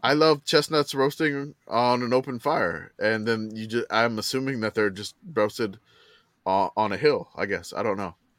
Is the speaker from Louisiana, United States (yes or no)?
yes; Louisiana, United States; I grew up in Louisiana in the eighties